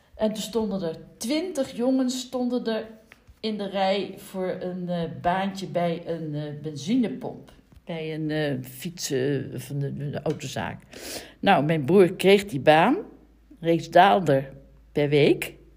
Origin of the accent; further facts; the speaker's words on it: The Hague, South Holland, Netherlands; Ik ben geboren in de Eemstraat in Den Haag.